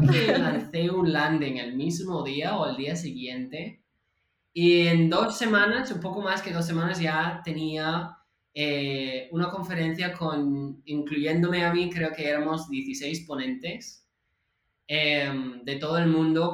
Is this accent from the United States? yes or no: yes; California, United States; Spanish is a second language; moved away as an adult; now in Barcelona, Spain; yo soy de California